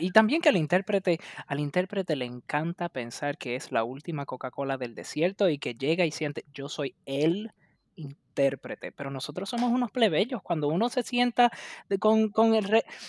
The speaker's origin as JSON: {"language": "Spanish", "country": "Puerto Rico", "said": "yo soy de Puerto Rico"}